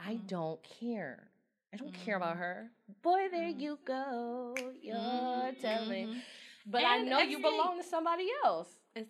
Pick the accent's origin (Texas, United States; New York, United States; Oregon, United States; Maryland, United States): Texas, United States; Houston; I grew up in Houston. Of course I like hip-hop.